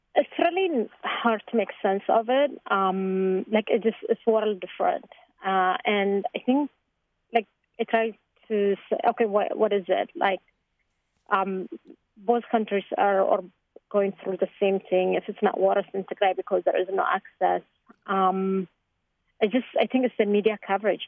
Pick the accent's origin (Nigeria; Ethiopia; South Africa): Ethiopia; Tigray; now in Chicago, United States; I'm from Tigray.